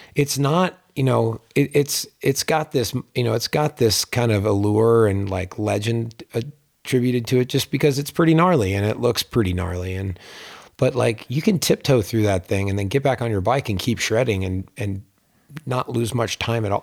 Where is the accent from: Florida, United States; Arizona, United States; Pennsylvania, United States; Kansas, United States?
Pennsylvania, United States; Pittsburgh; now in Lake Tahoe, United States; where I grew up in Pittsburgh